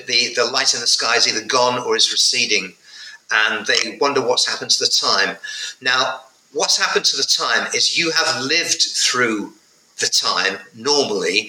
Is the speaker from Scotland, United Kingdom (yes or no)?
no; North West England, United Kingdom; in provincial England, in Northwest England, in 1972